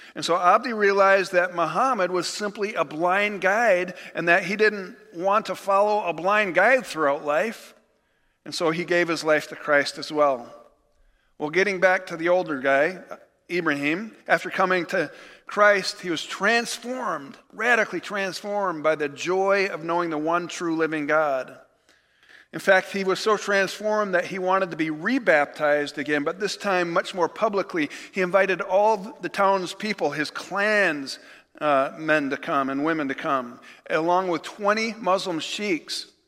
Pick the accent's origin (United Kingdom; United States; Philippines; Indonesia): United States; as American believers